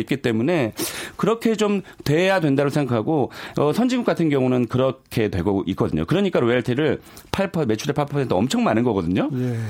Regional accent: South Korea; 저도 한국 사람이지만

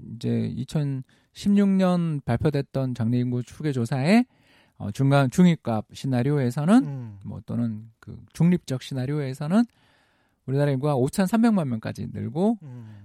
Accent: South Korea; 제 고향이기도 합니다.

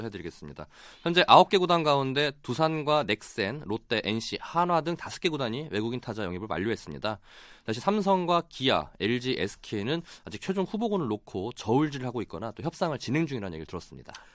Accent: Daejeon, South Korea; 제가 고향이 대전이다 보니까

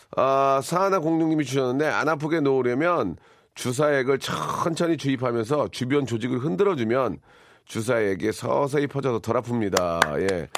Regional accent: Gunsan, North Jeolla, South Korea; 제 고향이 자랑스러운 군산의 아들이고요.

